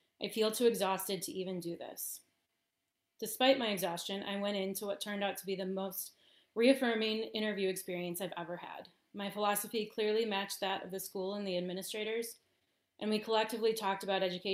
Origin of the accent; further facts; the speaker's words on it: Wisconsin, United States; I was teaching, stripped public education of huge amounts of funding that winter. Music programs across the state, which is my subject, were being cut as schools just didn't have the money for them. So the hopes of me finding a new job in my home state